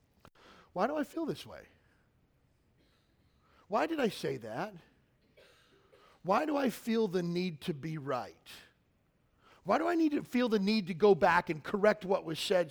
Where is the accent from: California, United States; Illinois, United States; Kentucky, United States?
Kentucky, United States; I grew up in Kentucky